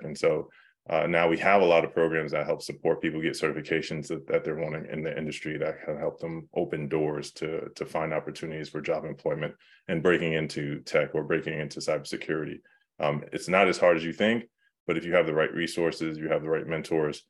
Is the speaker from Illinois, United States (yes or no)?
no; New York City, New York, United States; moved away; I'm from New York